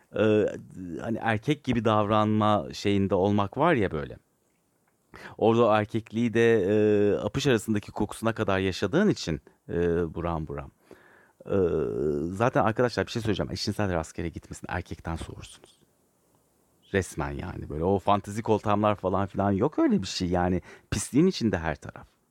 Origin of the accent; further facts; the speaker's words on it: Turkey; ben Türk evladıyım. Allah aşkına, yani bu devlet beni okumuş, büyütmüş.